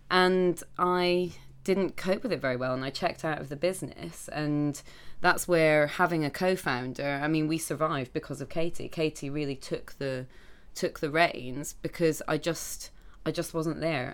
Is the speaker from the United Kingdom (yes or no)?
yes; Scotland, United Kingdom; now in London, United Kingdom; I grew up in Scotland, and all mm-hmm. my family are up there